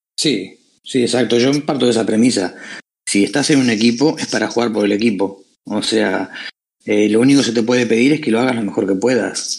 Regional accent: Uruguay; now in Spain; soy de Uruguay de nacimiento, pero yo llevo unos cuantos años acá en España

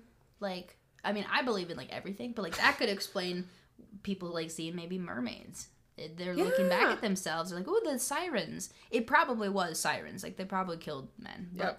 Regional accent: United States; as an American

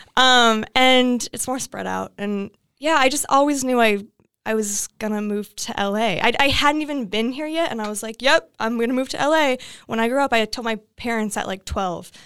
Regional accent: Iowa, United States; moved away as an adult; now in Los Angeles, United States; I grew up in Iowa

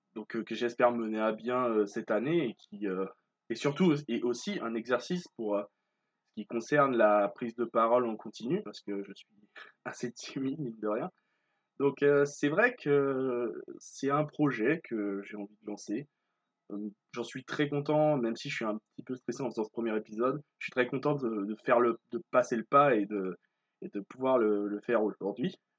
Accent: Martinique; je suis originaire de Martinique

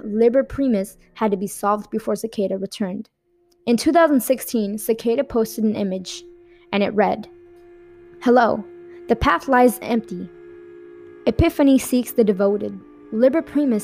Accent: Miami, Florida, United States; I'm from Miami

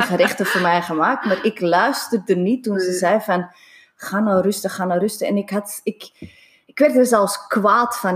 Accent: Singapore; moved away; Ik ben in Singapore opgegroeid

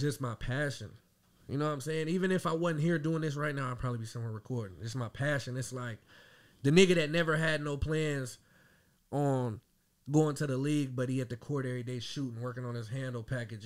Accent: Dayton, Ohio, United States; also born or lived in Marysville, Ohio; born and raised in Dayton, Ohio. I was actually born in Marysville.

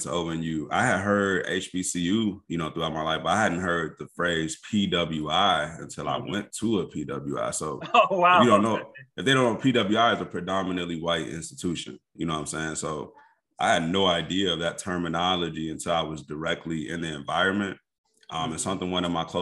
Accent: Kankakee, Illinois, United States; moved away as an adult; also born or lived in Indianapolis, Indiana / Chicago south suburbs, Illinois; I was born and raised in Kankakee, actually. So that's about an hour. Yeah, that's about an hour south of the city

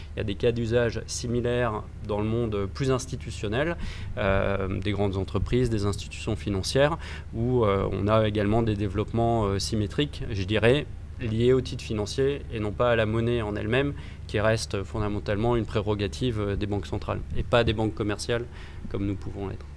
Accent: France; lorsqu'on est français

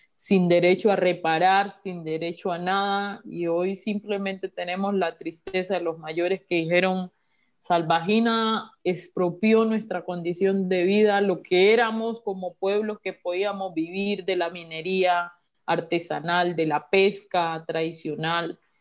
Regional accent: Colombia; como colombianos

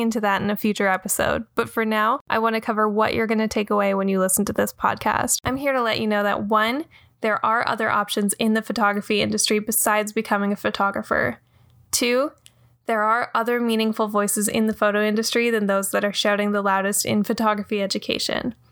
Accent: Ontario, Canada; now in Brooklyn, United States; I grew up in Ontario, Canada, and came to New York to pursue a dream.

